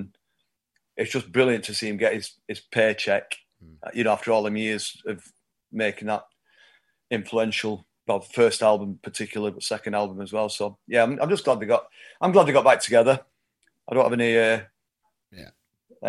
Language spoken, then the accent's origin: English; Oldham, North West England, United Kingdom; I've grown up here, and I'm from Oldham, which is 8 miles north of Manchester, but very much part of the greater Manchester area